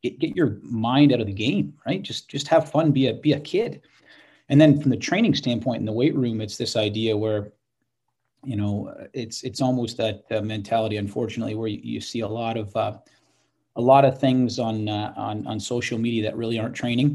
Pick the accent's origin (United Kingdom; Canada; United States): Canada; a young athlete growing up in Canada